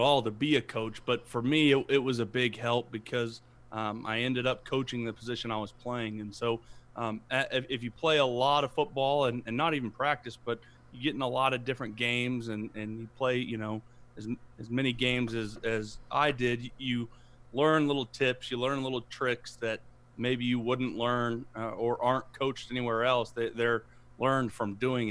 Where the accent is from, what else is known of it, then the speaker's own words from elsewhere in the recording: Broken Arrow, Oklahoma, United States; moved away as an adult; also born or lived in Houston, Texas; I'm actually from Broken Arrow. I played high school at Broken Arrow